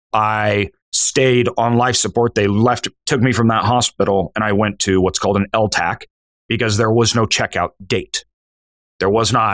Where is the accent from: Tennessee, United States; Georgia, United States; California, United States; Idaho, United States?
Idaho, United States; I'm from Idaho.